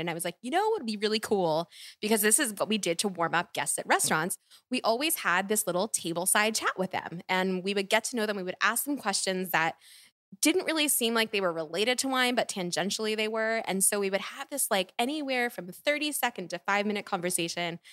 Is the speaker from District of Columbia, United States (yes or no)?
no; Philadelphia, Pennsylvania, United States; I'm from Philly